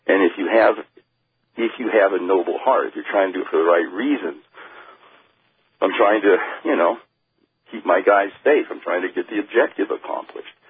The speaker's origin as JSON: {"language": "English", "region": "Oregon", "country": "United States", "tie": "born or raised there", "said": "I was born in Oregon"}